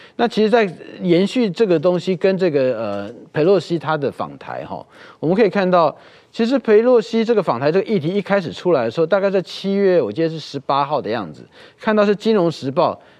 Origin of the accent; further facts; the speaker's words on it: Taiwan; 怎么样让我们的台湾人民哈很优雅的